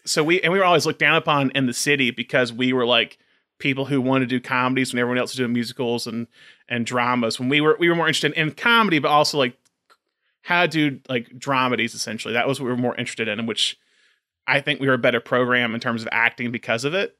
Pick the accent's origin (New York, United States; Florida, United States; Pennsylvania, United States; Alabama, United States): Alabama, United States; Tuscaloosa; our hometown, Alabama, Tuscaloosa.